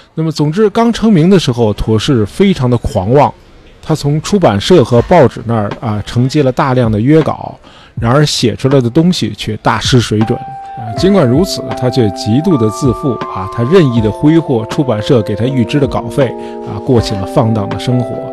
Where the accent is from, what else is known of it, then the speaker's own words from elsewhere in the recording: China; 我们中国人因为宗教观念很淡薄